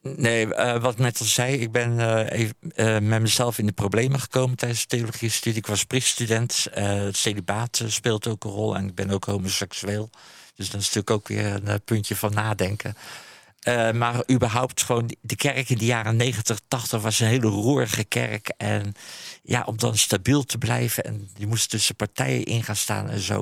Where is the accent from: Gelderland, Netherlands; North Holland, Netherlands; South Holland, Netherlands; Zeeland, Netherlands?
South Holland, Netherlands; Haastrecht; het dorp waar ik vandaan kom, Haastrecht